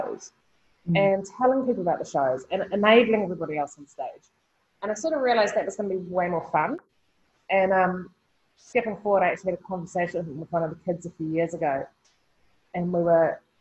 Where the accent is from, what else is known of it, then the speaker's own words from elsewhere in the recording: Nelson, New Zealand; Born and raised in Nelson, which is, you know, in the 70s and 80s was a hugely artistic, hippie community.